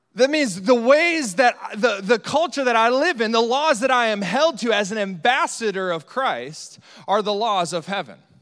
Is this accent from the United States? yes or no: yes; Northeast Iowa, United States; specifically Northeast Iowa, where we're from